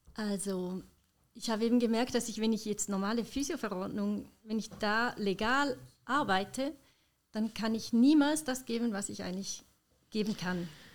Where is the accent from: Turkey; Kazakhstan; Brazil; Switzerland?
Switzerland; bei uns in der Schweiz